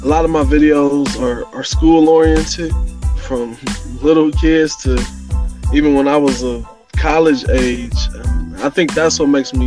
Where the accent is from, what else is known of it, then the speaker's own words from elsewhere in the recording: Indianapolis, Indiana, United States; growing up, actually, both sides of West Side in Hallville, and then Martindale, Brightwood, Baltimore